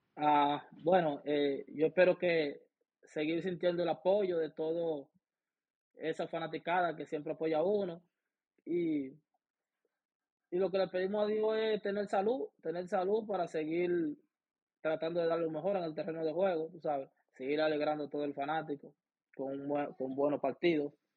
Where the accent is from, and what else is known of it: Baní, Peravia, Dominican Republic; born or raised there; now in Cleveland, United States